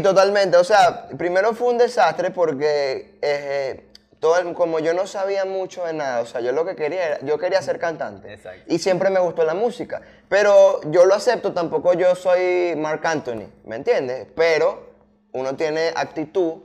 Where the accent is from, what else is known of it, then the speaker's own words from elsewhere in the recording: Puerto Ordaz, Bolívar, Venezuela; moved away as an adult; now in Caracas, Venezuela; yo soy de Puerto Ordaz, ah, ya hace como cuatro años vivo aquí en Caracas, pero yo soy de Puerto Ordaz